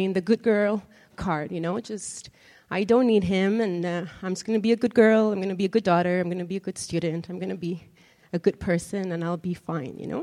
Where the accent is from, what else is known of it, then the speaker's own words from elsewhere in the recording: Mexico; moved away; I'm originally from Mexico, born and raised there